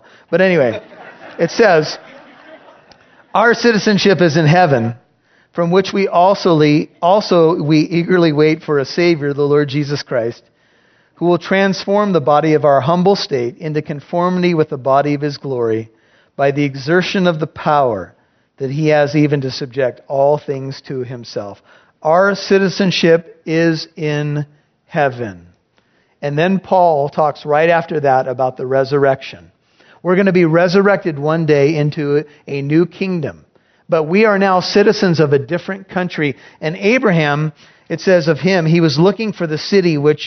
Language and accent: English; United States; We're missionaries from America